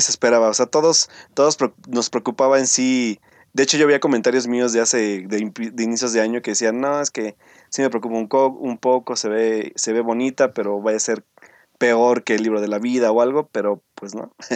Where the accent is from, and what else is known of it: Mexico